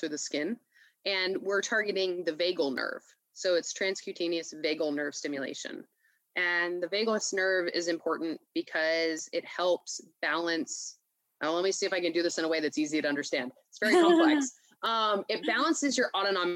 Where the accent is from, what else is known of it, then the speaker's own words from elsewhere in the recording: Gainesville, Florida, United States; moved away as an adult; also born or lived in Baltimore, Maryland / Virginia / Los Angeles, California; I grew up in the Southeast. My family mostly lived in Gainesville, Florida. So that's where I went to middle school and high school